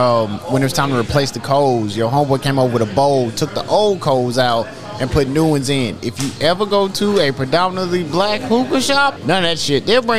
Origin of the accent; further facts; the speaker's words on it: the South, United States; I'm from the South. We say pop.